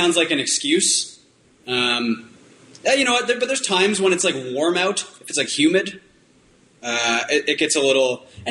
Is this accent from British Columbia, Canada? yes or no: yes; Vancouver, British Columbia, Canada; now in Los Angeles, United States; he's from Nashville and I'm from Vancouver